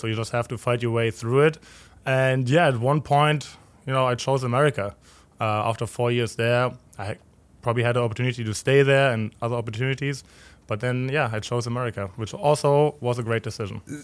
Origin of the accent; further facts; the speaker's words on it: Berlin, Germany; moved away as an adult; also born or lived in Cincinnati, United States / Louisville, United States; now in St. Louis, United States; I grew up in Berlin, not really in the heart of Berlin, but West Berlin